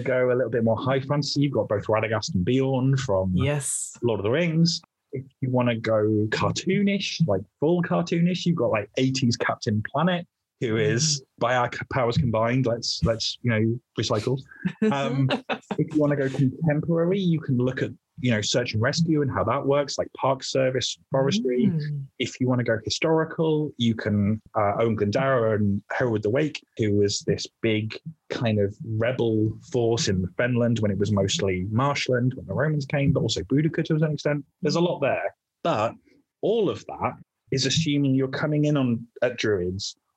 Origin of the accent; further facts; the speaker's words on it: the Fens, East of England, United Kingdom; also born or lived in Wales; I'm originally Welsh, but I grew up in a bit of England called the Fens